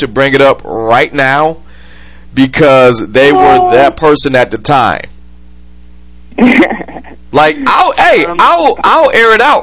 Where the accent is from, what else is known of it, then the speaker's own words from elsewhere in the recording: Michigan, United States; they are from Michigan, like I am. I'm broadcasting from Detroit.